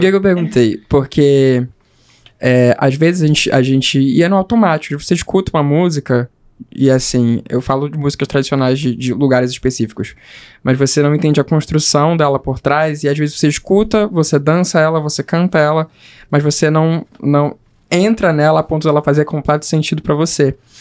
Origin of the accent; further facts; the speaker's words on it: Pará, Brazil; eu, como paraense